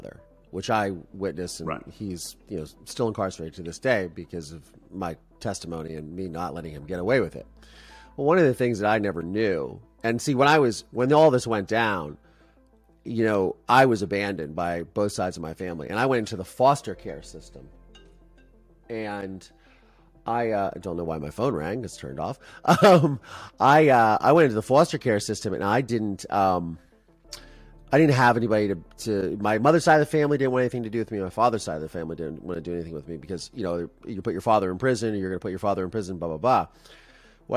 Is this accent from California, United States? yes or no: no; Ohio, United States; I'm from Ohio